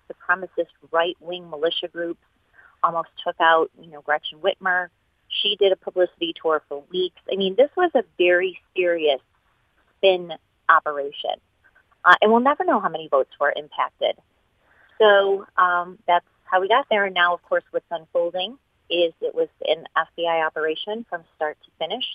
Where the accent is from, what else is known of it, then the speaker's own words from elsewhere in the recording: Chicago suburbs, Illinois, United States; I have born and raised in the Chicago suburbs